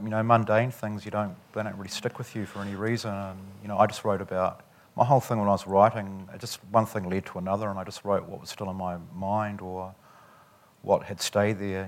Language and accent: English; Dunedin, Otago, New Zealand; also born or lived in Christchurch; growing up in Dunedin. You know, I grew up, you know, in quite a working class area.